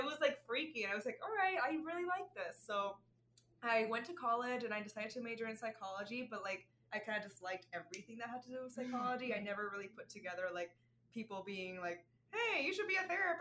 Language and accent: English; Puerto Rico; accent: Puerto Rican; English is a second language; moved away as an adult; also born or lived in Arizona / Florida; now in Chicago, United States; I was born and raised in Puerto Rico